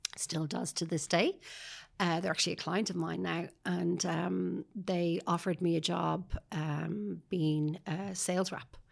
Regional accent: Sutton, Leinster, Ireland; also born or lived in Paris, France; I grew up in Sutton

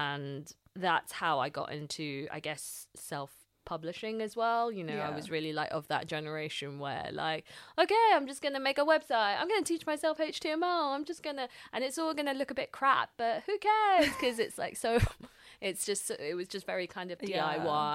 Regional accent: London, United Kingdom; I grew up in London, a staunch Londoner

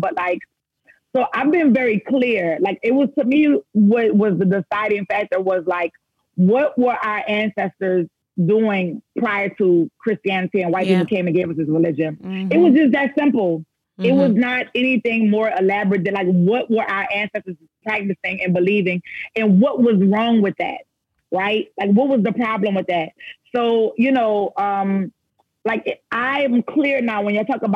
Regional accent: New Orleans, Louisiana, United States; moved away; growing up in New Orleans

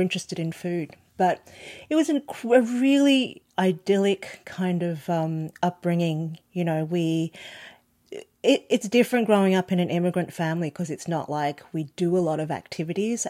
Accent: Australia; born or raised there

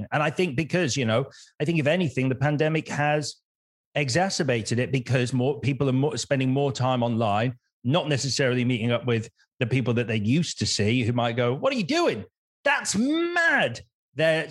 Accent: United Kingdom; we are quintessentially British

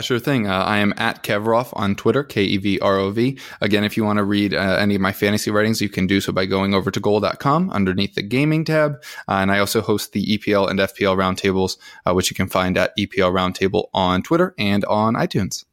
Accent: United States; accent: American; American, obviously. Hopefully that isn't masked too much, um, by my very obvious accent

